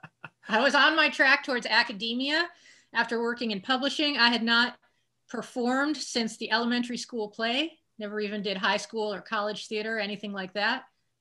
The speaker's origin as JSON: {"language": "English", "town": "Kansas City", "region": "Missouri", "country": "United States", "also_born_or_lived": "New Orleans", "moved": "yes", "lives_now": "Brooklyn, New York, United States", "said": "I'm from Kansas City, Missouri."}